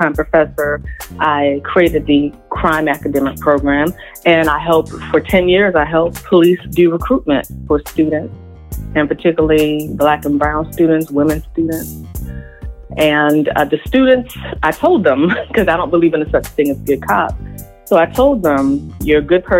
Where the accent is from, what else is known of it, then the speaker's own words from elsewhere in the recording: Richmond, Virginia, United States; born and raised in Richmond, Virginia, the second capital of the Confederacy